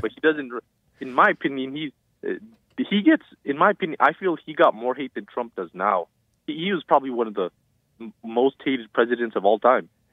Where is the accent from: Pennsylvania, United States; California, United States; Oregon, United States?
California, United States; Hawthorne; also born or lived in Pasadena; I'm from Hawthorne